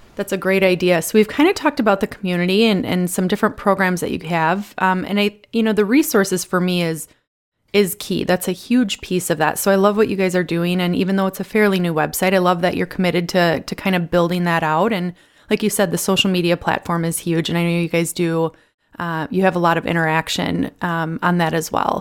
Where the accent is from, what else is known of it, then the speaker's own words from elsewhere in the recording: Milwaukee, Wisconsin, United States; I'm from Milwaukee